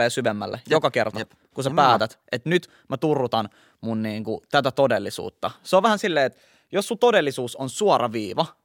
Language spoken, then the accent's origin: Finnish; Helsinki, Uusimaa, Finland; Mä oon kasvanut Itä-Helsingissä Kontulassa, mikä on tilastollisesti yksi varmaan Helsingin niin kuin, vaikeimpia alueita tällaisessa päihteiden väärinkäytössä